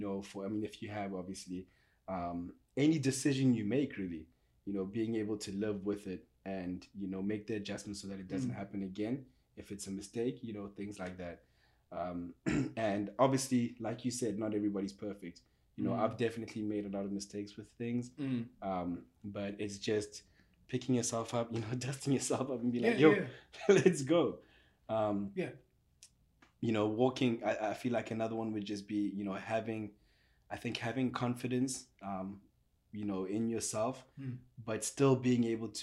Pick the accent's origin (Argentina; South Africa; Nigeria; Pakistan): South Africa; moved away as an adult; now in Portland, United States; I'm South African. When I got here, 6 years I've lived here